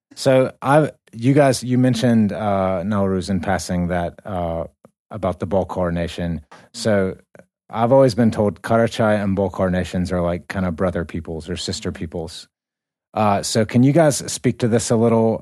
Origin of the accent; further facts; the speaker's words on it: United States; we come from America